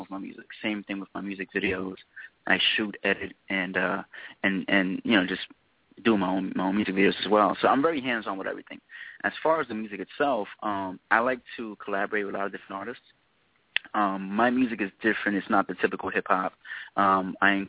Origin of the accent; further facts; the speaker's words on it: New York City, New York, United States; moved away as an adult; now in Atlanta, United States; born and raised in New York City, South Bronx